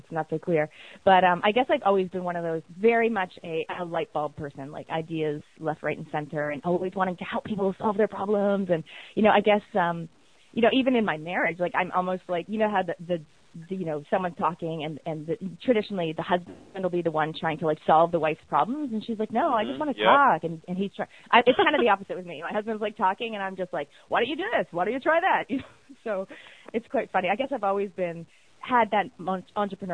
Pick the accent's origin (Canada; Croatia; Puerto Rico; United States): Canada; accent: Canadian; moved away as an adult; now in New Zealand; obviously I've got a Canadian accent. I'm from Canada.